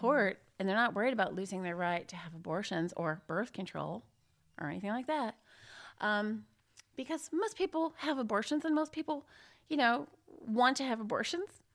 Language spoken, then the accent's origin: English; Illinois, United States; moved away; I'm actually from Illinois on the Mississippi River, small, conservative town